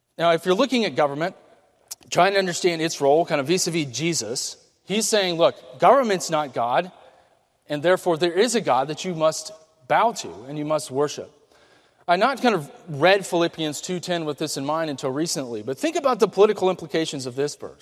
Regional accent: United States; as Americans

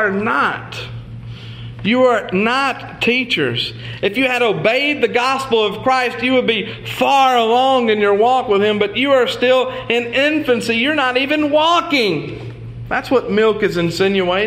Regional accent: the South, United States; I'm from the South

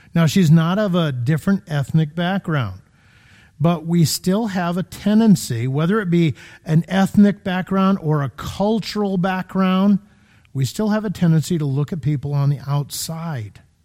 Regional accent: Connecticut, United States; now in Illinois, United States; I'm from Connecticut, Florida

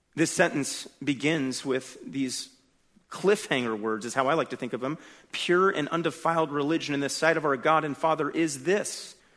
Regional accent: California, United States; I'm from California

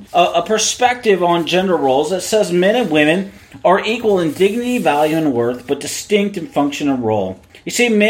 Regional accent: Seattle, Washington, United States; I was born in Seattle. I was raised in Seattle

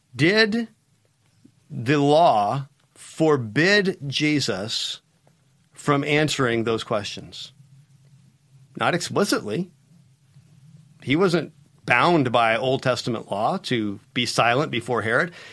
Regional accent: United States; As an American

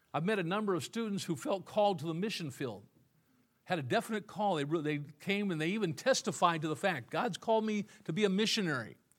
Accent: Illinois, United States; moved away; I was from Illinois

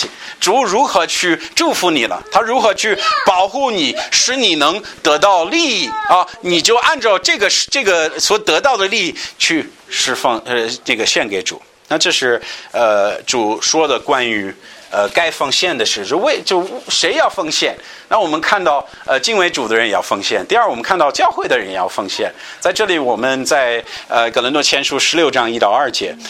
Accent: United States; 像我们美国人，大部分有钱人

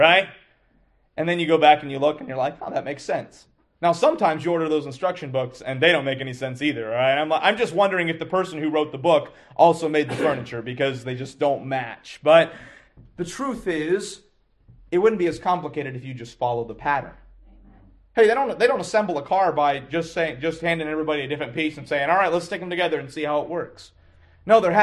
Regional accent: Lexington, Kentucky, United States; I grew up in Lexington, Kentucky

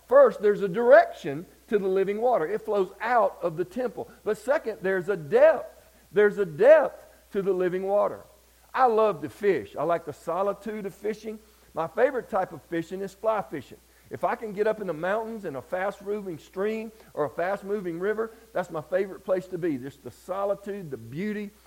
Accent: Deep Step, Georgia, United States; I grew up in Deep Step, Georgia

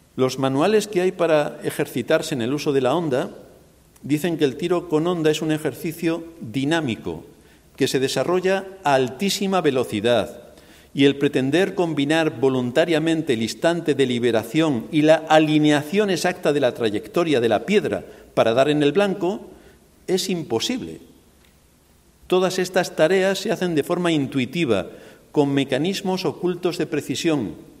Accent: Spain; moved away; Yo soy español

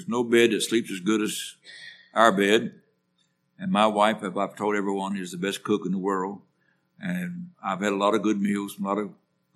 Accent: West Virginia, United States; moved away; I'm from West Virginia.

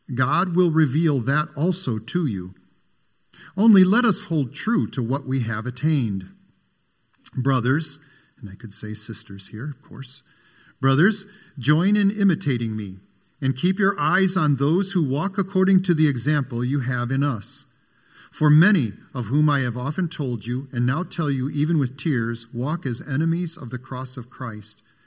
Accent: Michigan City, Indiana, United States; when I was a little boy, I grew up in Michigan City, Indiana

